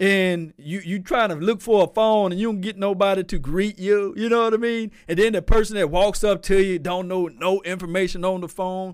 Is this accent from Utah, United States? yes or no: no; Natchez, Mississippi, United States; I'm from Natchez, Mississippi